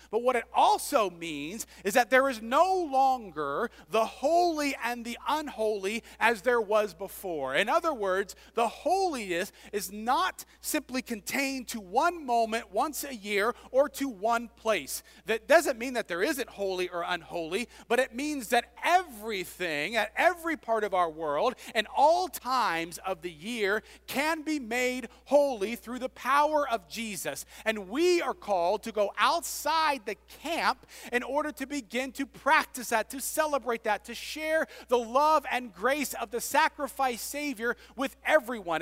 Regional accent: United States; moved away as an adult; also born or lived in Scotland

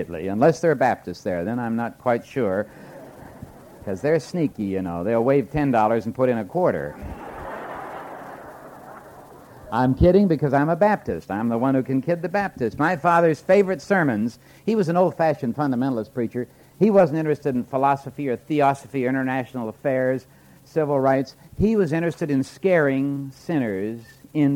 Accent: Moose Jaw, Saskatchewan, Canada; moved away; I was born in Moose Jaw, Saskatchewan, away up in the plains of Canada

